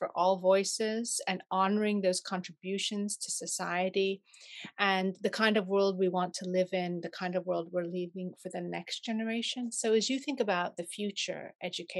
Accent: United States; now in Europe; even though I've lived most of my life in Europe now, but I was born in America

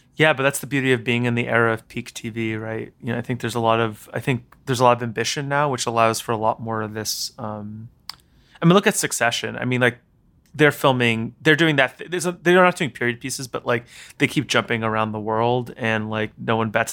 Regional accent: New York City, New York, United States; I grew up here in New York, but I went to boarding school

